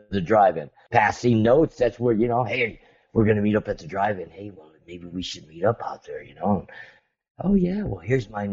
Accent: Montebello, California, United States; growing up eating Vito's Pizza in Montebello.

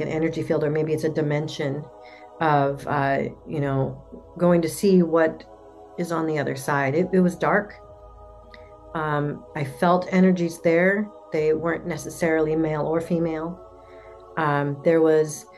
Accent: Portland, Oregon, United States; I'm from Portland, Oregon.

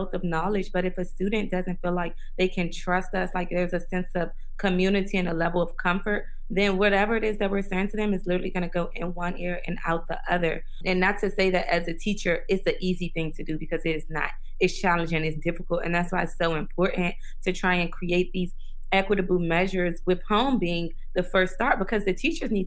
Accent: Washington, District of Columbia, United States; I grew up in Washington, D.C.

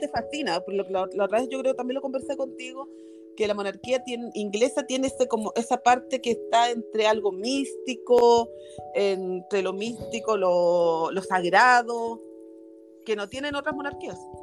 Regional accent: Chile; acá en Chile, porque yo soy chilena

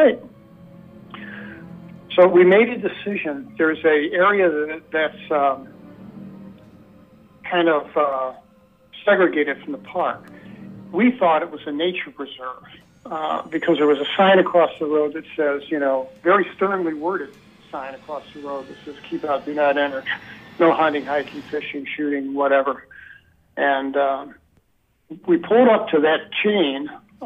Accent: St. Louis, Missouri, United States; moved away; I grew up in St. Louis City.

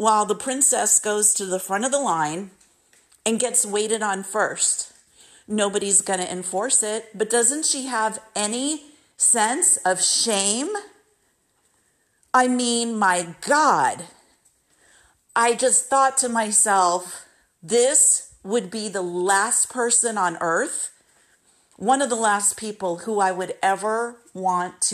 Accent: United States; as an American, sometimes when I've traveled overseas, I've had people say to me, "You're so nice. Don't tell them you're from the United States."

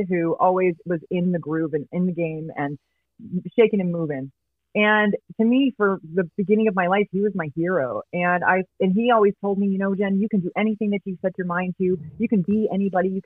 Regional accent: Riverside, California, United States; So I grew up in Riverside, California, born and raised. I still live in Riverside.

